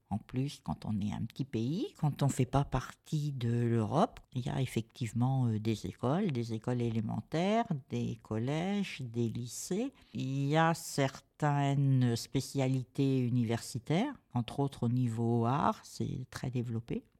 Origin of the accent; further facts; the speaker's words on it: France; also born or lived in San Marino; je suis né en France quand même, mais j'ai été vraiment élevé avec la transmission de l'amour du pays quitté